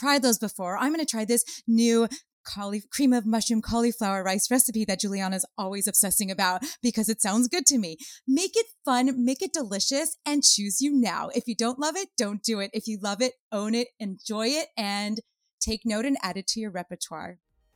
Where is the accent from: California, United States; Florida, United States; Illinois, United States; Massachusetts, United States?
California, United States; Los Angeles; I grew up in Hollywood